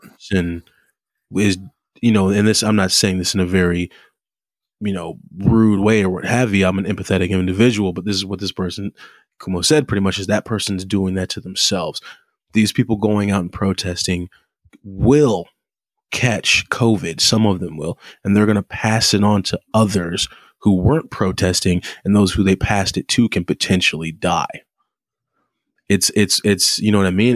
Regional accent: United States; us Americans

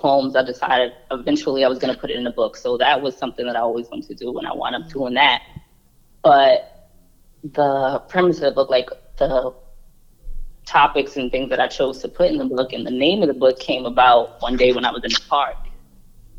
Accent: New York City, New York, United States; I'm from New York City, Harlem

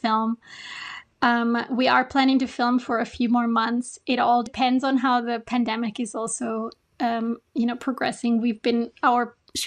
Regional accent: Austria; moved away as an adult; now in Japan; I'm from Austria

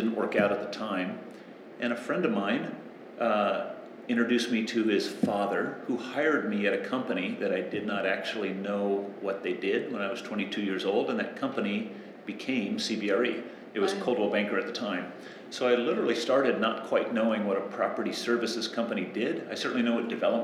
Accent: San Diego, California, United States; now in Australia; When I was growing up in San Diego, coastal Southern California

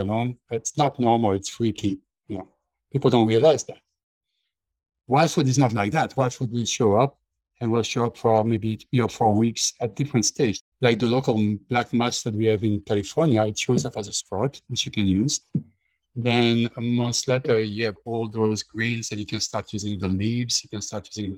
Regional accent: Belgium; moved away; When I grew up in Belgium, we were pretty much self-sufficient

